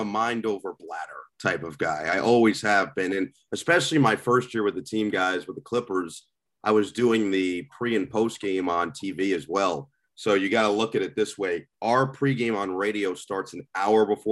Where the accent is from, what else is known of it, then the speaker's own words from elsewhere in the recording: Northern New Jersey, United States; I'm from Northern New Jersey, which is where The Sopranos takes place